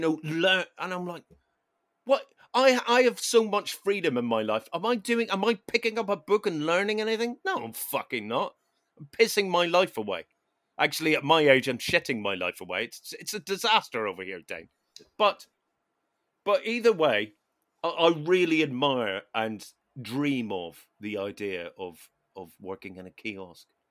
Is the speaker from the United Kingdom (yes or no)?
no; Ireland; as an Irish person